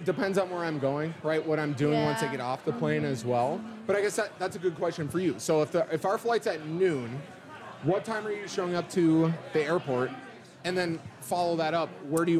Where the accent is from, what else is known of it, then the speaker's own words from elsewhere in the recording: Eden Prairie, Minnesota, United States; also born or lived in Iowa; No, so I'm from Eden Prairie originally.